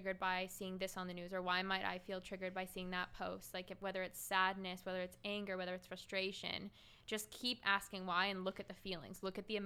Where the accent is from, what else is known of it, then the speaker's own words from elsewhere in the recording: Vancouver Island, British Columbia, Canada; I grew up on Vancouver Island